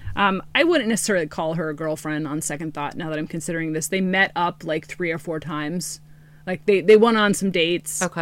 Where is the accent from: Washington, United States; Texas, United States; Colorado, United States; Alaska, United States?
Washington, United States; Green River Killer territory; I grew up in Green River Killer territory.